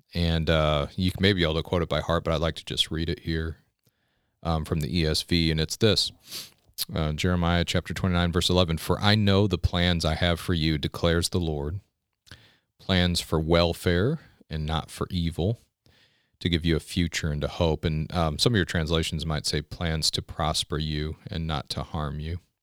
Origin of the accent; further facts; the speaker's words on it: United States; As an American